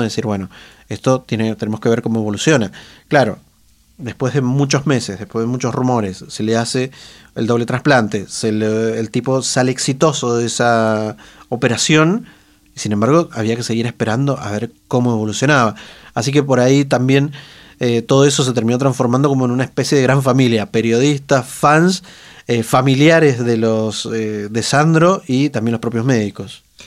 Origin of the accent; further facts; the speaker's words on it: Mendoza, Argentina; los mendocinos, mm, los periodistas mendocinos